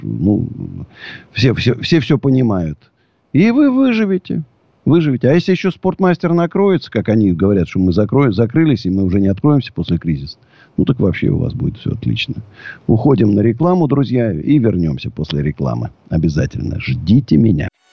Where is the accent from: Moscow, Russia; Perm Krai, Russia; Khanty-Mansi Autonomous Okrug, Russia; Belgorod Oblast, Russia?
Moscow, Russia; я даже не россиянин, я москвич. Вот. Знаешь, потому что могу жить только в Москве